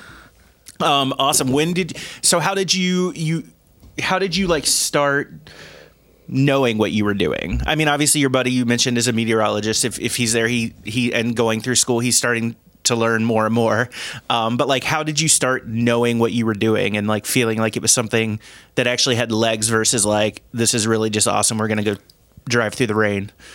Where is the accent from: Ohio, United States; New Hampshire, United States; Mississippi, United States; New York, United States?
Ohio, United States; Cincinnati; moved away as an adult; now in Chicago area, United States; Grew up in Ohio